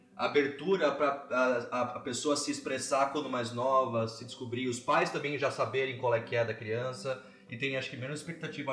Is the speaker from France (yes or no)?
no; Brazil; now in Canada; eu sou brasileiro